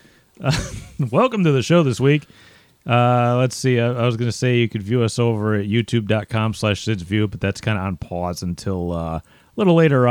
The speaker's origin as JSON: {"language": "English", "region": "Northeast", "country": "United States", "said": "We're from the Northeast. We're not from Florida"}